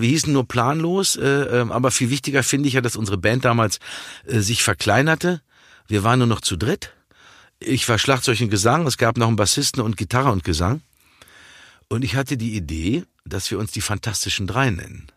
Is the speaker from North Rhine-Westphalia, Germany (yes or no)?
yes; Dortmund, North Rhine-Westphalia, Germany; als Dortmunder Junge damit aufgewachsen